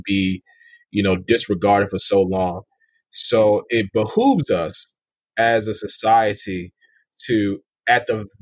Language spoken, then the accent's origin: English; Maryland, United States; I'm from Maryland, born and raised